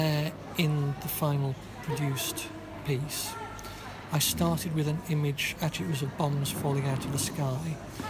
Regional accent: Yorkshire and the Humber, United Kingdom; I come from Yorkshire

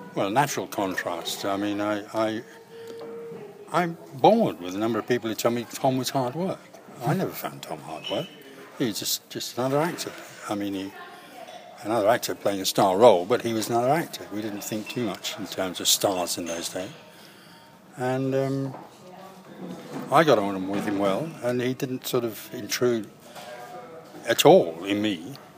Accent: Greenock, Scotland, United Kingdom; now in London, United Kingdom; I'm from Greenock

